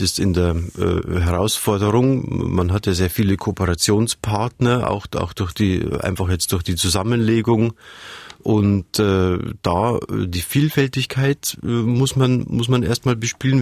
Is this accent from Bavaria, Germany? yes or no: yes; Munich, Bavaria, Germany; Ich komme aus München, ich bin ja mit den Alpen aufgewachsen